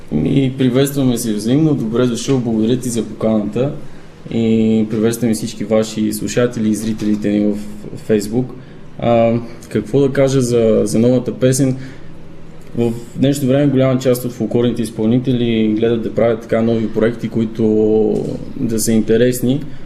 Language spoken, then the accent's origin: Bulgarian; Zlatograd, Smolyan Province, Bulgaria; аз съм от Златоград родом